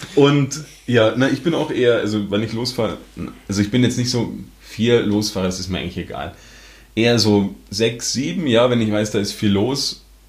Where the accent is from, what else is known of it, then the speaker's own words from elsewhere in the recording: Germany; now in Austria; ich komme aus Deutschland, wohne in Österreich